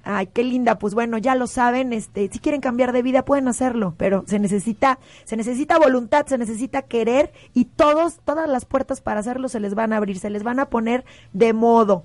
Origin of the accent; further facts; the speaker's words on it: Mexico; como mexicanos